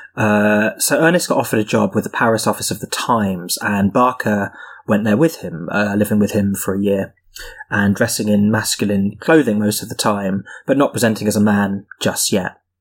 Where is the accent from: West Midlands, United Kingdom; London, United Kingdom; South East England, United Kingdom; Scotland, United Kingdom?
South East England, United Kingdom; Surrey; I am from Surrey. Um, I am from the slightly more sort of petty bourgeois parts of Surrey, sort of commuter towns.